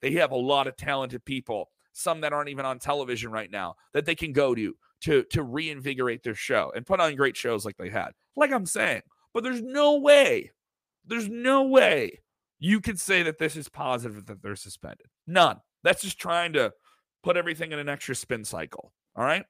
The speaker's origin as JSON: {"language": "English", "town": "Chicago", "region": "Illinois", "country": "United States", "said": "I'm from Chicago"}